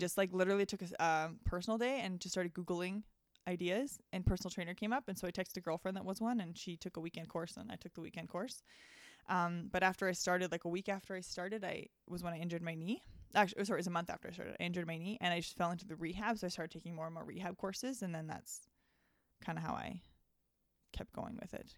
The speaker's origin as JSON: {"language": "English", "town": "High River", "region": "Alberta", "country": "Canada", "tie": "born or raised there", "said": "I grew up on High River, actually. So it's, like, thirty minutes south of Calgary"}